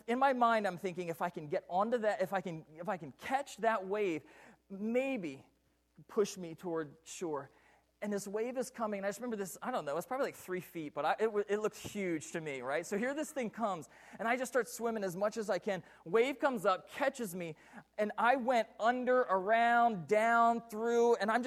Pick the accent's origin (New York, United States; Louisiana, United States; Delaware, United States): Delaware, United States; now in Puyallup, United States; I grew up in the state of Delaware.